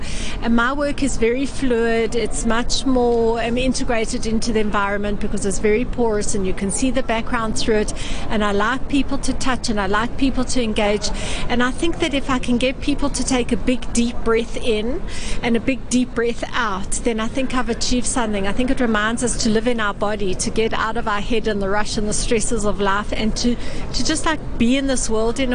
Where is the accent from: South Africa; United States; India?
South Africa; I come from South Africa